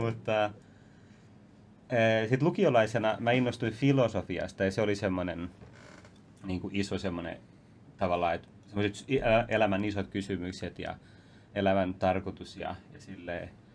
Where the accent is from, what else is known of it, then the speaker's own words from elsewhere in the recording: Vantaa, Uusimaa, Finland; mä kasvoin siis Vantalla ennen kaikkea